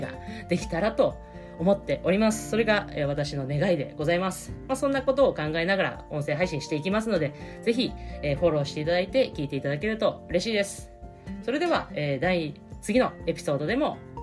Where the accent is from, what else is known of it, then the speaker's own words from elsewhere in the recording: Niigata, Japan; 出身は新潟県です